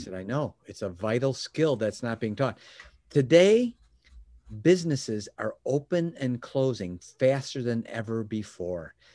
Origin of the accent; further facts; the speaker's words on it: Chicago, Illinois, United States; was born and raised in Chicagoland area